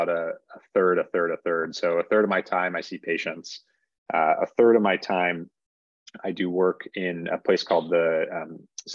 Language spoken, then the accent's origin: English; Northeast, United States; moved away as an adult; also born or lived in Boston, United States; now in San Francisco Bay Area, United States; I grew up in the Northeast